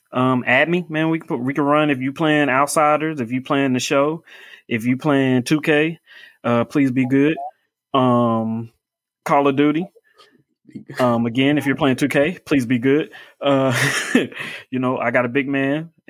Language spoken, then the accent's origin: English; Indianapolis, Indiana, United States; Grew up here. I'm in Indianapolis. I'm from Indianapolis